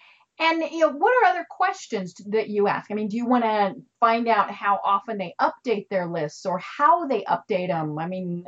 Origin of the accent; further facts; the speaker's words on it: Colorado, United States; I'm from Colorado.